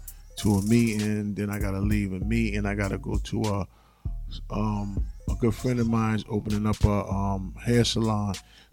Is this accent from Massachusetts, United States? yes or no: yes; Boston, Massachusetts, United States; I'm from Dorchester.